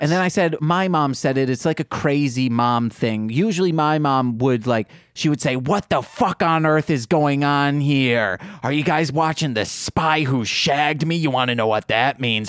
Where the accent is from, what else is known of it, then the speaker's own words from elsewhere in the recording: Midwest, United States; accent: Midwestern; I have a Midwestern accent.